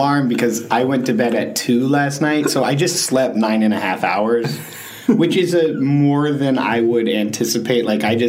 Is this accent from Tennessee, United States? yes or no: no; Mechanicsville, Virginia, United States; I'm from Richmond, Virginia. I'm outside of Richmond, from a town called Mechanicsville.